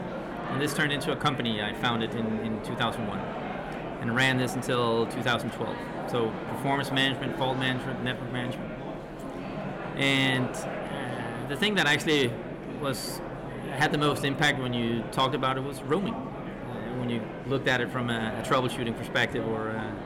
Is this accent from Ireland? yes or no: no; Denmark; In Denmark, I'm from Denmark.